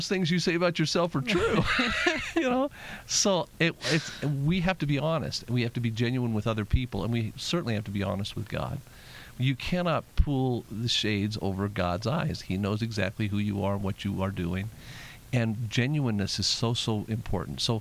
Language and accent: English; Las Vegas, Nevada, United States; I was born and raised in Las Vegas